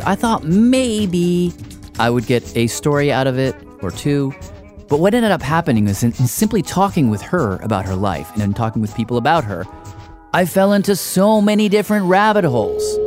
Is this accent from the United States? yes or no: yes; Tennessee, United States; now in New York, United States; I grew up in Tennessee